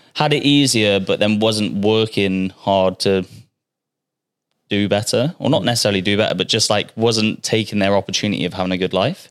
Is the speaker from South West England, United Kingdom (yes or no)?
yes; Bristol, South West England, United Kingdom; moved away as an adult; now in Australia; I'm from Bristol